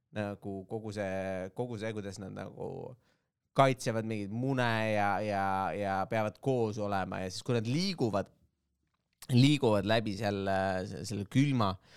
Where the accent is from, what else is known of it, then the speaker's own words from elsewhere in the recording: Estonia; me oleme eestlased